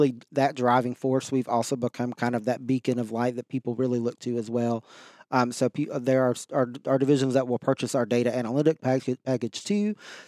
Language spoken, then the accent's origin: English; Virginia, United States; You can obviously tell I'm not really from Southeast Virginia. I did grow up on the other side of the state, from Southwest Virginia in the coal fields. Came from a very small community